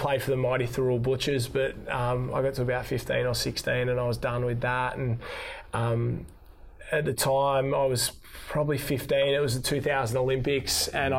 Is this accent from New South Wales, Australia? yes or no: yes; Wollongong, New South Wales, Australia; I grew up in Wollongong and we live close to the ocean, and it was kind of Thrall is where I grew up